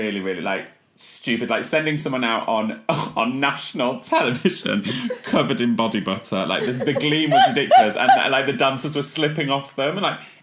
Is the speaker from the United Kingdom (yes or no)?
yes; Leeds, Yorkshire and the Humber, United Kingdom; also born or lived in North Nottinghamshire; from Leeds